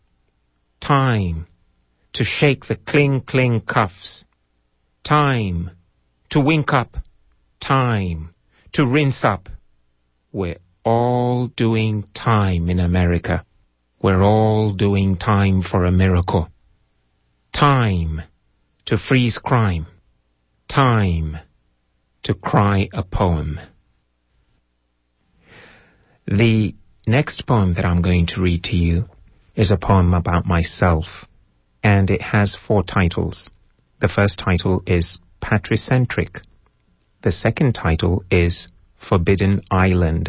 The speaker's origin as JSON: {"language": "English", "town": "Kampala", "region": "Central Region", "country": "Uganda", "also_born_or_lived": "Kenya / United Kingdom / China", "first_language": "Luganda", "second_language": "English", "moved": "yes", "lives_now": "Berkeley, United States", "said": "I speak English, which I learned in school in Uganda"}